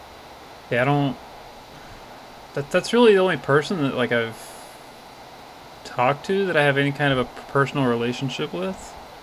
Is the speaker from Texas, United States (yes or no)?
yes; Texas, United States; moved away as an adult; now in California, United States; because I'm from Texas, so I mean I've grown up with a lot of negative things, and even I've only been in California a little over a year